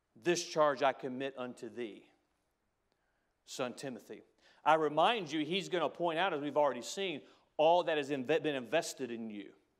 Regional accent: United States; I'm an American, because I'm proud to be an American

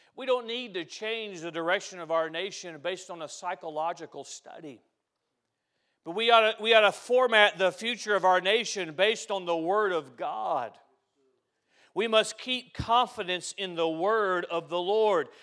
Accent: United States; I'm an American

